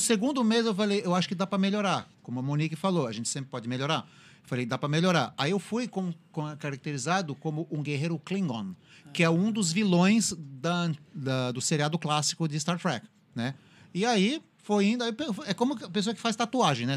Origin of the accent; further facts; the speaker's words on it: São Paulo, Brazil; moved away; eu sou originário de São Paulo